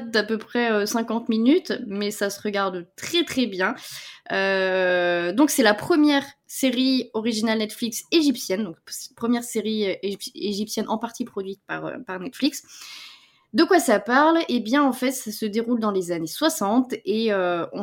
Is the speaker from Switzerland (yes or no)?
no; Spain; accent: Spanish; comme moi, j'ai un accent espagnol, quoi.